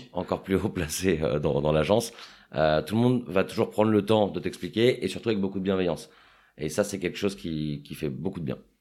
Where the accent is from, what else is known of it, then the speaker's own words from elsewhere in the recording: Paris, Île-de-France, France; j'ai grandi à Paris